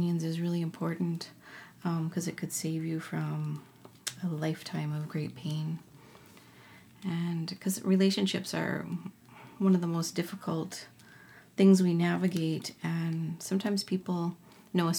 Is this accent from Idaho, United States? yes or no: no; Minnesota, United States; I am an Ojibwe from Minnesota